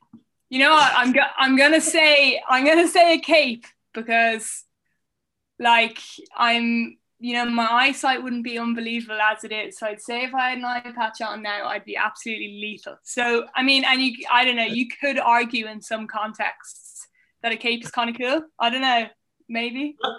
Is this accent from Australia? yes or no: no; Ireland; also born or lived in Basingstoke, England / Indiana, United States / Vienna, Austria; I was born in England. I was born in Basingstoke Hospital, and then we moved to Indiana in the States for 3 years. Then we moved to Vienna in Austria, and then we came back to Ireland when I was about 9.